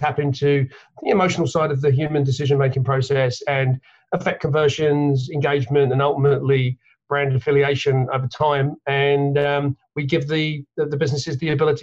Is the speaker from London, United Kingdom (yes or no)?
yes; London, United Kingdom; now in Connecticut, United States; I grew up in London, England. You probably picked that up from the accent